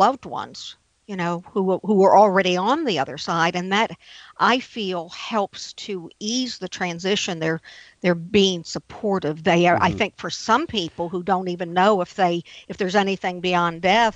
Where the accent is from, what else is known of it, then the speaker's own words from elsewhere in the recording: New Orleans, Louisiana, United States; I'm from New Orleans.